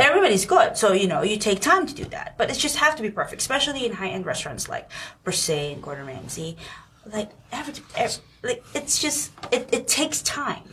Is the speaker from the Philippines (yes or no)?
yes; Philippines; now in New York, United States; I'm Filipino